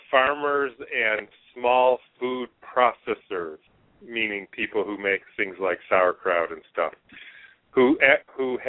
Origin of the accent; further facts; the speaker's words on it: Detroit, Michigan, United States; moved away as an adult; also born or lived in Swaziland / New Hampshire; I was born and raised in Detroit, Michigan